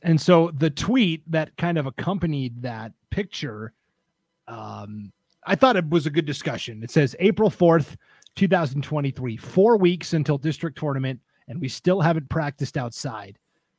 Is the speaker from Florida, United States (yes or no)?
no; Montana, United States; I come from Montana. The seasons are very rigid there.